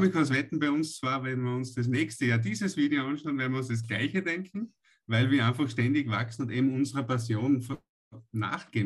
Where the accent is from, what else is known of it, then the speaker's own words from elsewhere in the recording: Austria; bei uns in Österreich